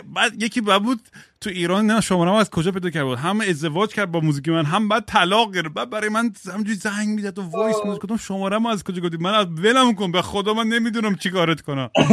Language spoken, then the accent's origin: Persian; United States; first language English; Persian is a second language; منم آمریکا بزرگ شدم خب من زبون اولم انگلیسیه